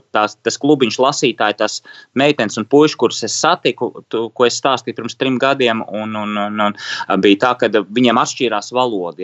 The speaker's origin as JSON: {"language": "Latvian", "region": "Riga", "country": "Latvia", "tie": "born or raised there", "said": "es bērnībā braucu no pārdaugas uz Čiekurkalnu skolu"}